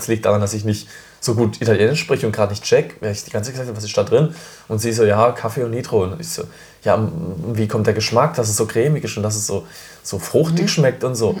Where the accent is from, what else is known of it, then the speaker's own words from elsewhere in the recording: Freiburg, Baden-Württemberg, Germany; ich komme ja aus Freiburg, ähm, bin geboren in Freiburg